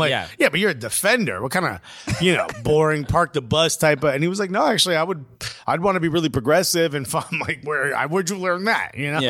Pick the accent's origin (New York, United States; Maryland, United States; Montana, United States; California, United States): New York, United States; I'm from New York.